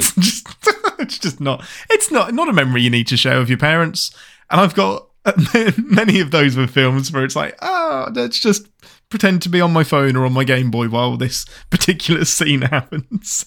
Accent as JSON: {"language": "English", "region": "England", "country": "United Kingdom", "said": "I'm your Englishman"}